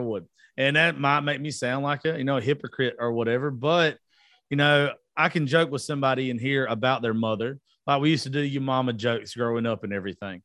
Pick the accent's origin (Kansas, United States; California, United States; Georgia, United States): Georgia, United States; I grew up in Georgia.